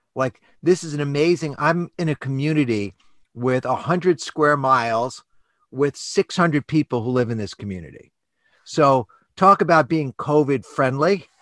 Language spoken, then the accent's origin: English; New York City, New York, United States; I grew up in New York City on the standard American diet